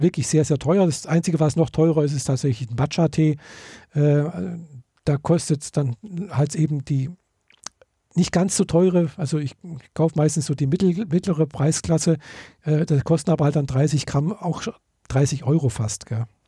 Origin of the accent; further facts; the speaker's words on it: Germany; wie bei uns in Deutschland so üblich